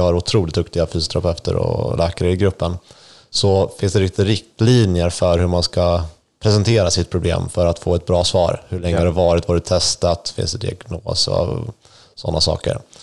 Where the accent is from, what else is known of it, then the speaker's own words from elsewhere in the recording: Sweden; i min hemby